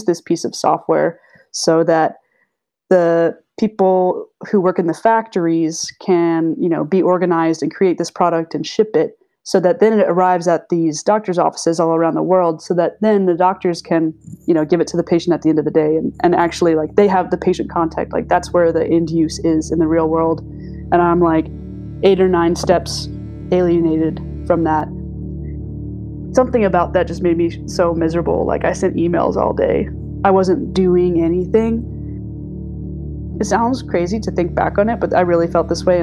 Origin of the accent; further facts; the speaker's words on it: Chapel Hill, North Carolina, United States; also born or lived in South Boston, Virginia; I was born in South Boston, Virginia, a really small town. My dad is now a retired emergency room doctor, so he was doing some of his training up there. And then we moved down to Chapel Hill, North Carolina. I went to UNC Chapel Hill for undergrad. And as a kid, we lived in the country